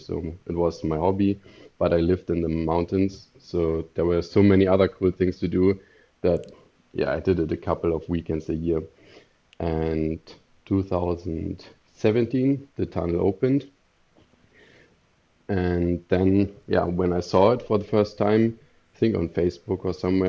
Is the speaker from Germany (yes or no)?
yes; Germany; moved away as an adult; now in Stockholm, Sweden; I'm from Germany.